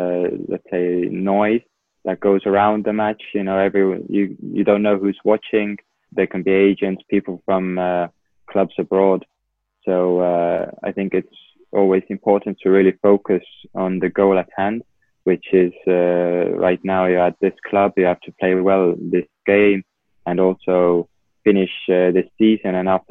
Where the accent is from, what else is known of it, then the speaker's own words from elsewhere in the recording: England, United Kingdom; now in Estonia; when I moved from England to Estonia, I started playing midfield because in England, I was playing left back at Watford.